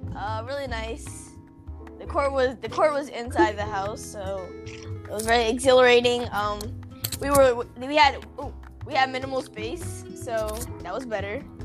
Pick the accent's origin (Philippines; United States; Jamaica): United States; I was born in America